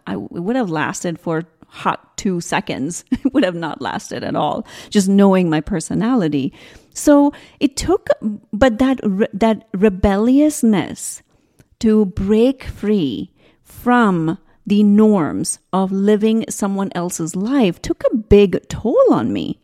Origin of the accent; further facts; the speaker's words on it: South India, India; I grew up in India. I come from a very, very traditional Indian, South Indian family.